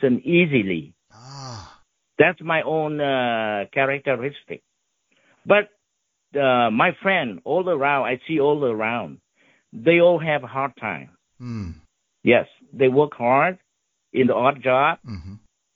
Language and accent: English; Ho Chi Minh City, Vietnam; English is a second language; moved away as an adult; now in United States; I learned English a lot when I was in Saigon